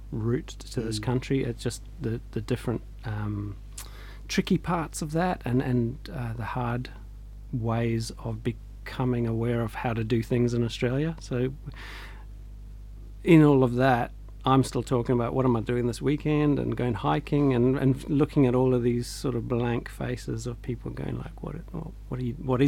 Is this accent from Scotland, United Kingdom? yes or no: yes; Scotland, United Kingdom; born in Scotland, my dad liked the outdoors and always just took us up hiking in the Highlands or around the lochs and stuff.